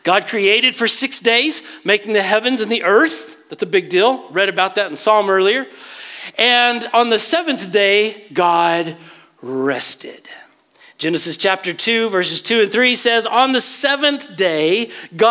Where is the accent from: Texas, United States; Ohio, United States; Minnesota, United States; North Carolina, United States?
Texas, United States; West; I was raised in West Texas